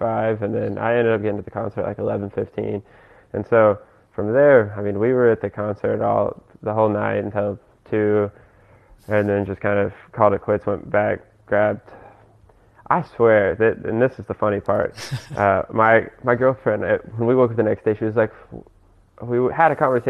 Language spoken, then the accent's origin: English; Conway, United States; my hometown, Conway